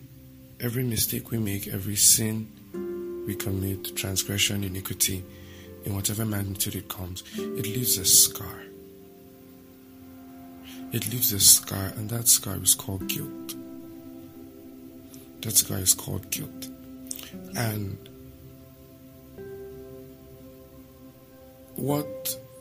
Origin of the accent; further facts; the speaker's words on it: Nigeria; I'm a Nigerian